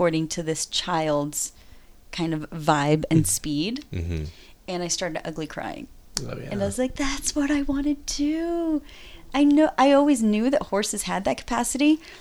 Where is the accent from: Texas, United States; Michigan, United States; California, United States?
California, United States; Northern; also born or lived in Mexico / Willows, California / Brooklyn, New York / Los Angeles; now in San Francisco, United States; I grew up in Northern California half my childhood and in Mexico